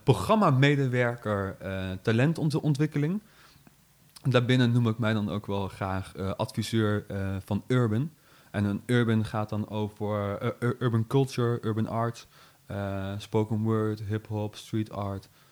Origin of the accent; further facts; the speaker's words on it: Nijmegen, Gelderland, Netherlands; Ik ben geboren in Nijmegen, getogen in Nijmegen, gebleven in Nijmegen.